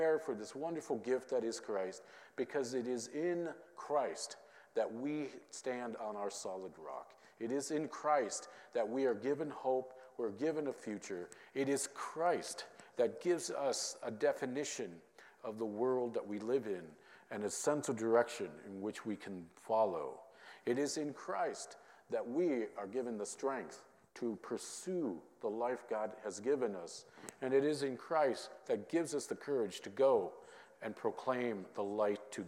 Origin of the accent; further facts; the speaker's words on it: Minnesota, United States; growing up in Minnesota